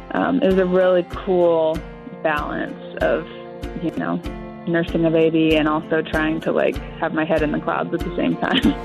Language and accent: English; Kansas, United States; moved away as an adult; now in Nashville, United States; living at home in Kansas